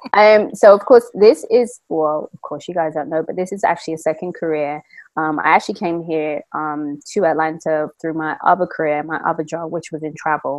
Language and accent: English; London, United Kingdom; moved away as an adult; now in Georgia, United States; Born and raised in London, but been living here in America for the past 13 years